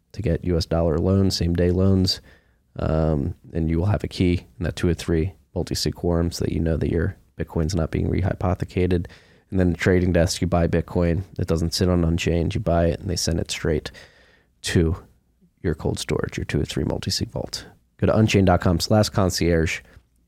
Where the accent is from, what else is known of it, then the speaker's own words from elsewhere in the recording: Philadelphia, Pennsylvania, United States; moved away as an adult; also born or lived in Chicago / New York; now in Austin, United States; I moved from Philadelphia, where I'm from, right after high school